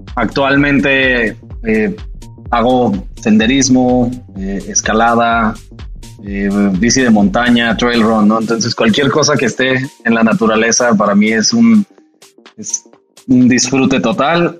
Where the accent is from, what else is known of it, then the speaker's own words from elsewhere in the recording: Jalisco, Mexico; en Jalisco, de donde yo soy